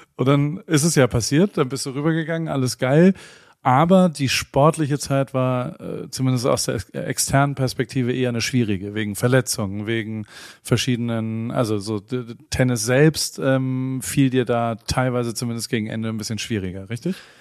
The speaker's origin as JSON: {"language": "German", "town": "Heidelberg", "region": "Baden-Württemberg", "country": "Germany", "also_born_or_lived": "Hamburg", "moved": "as an adult", "lives_now": "United States", "said": "Ich persönlich bin aus Heidelberg ursprünglich"}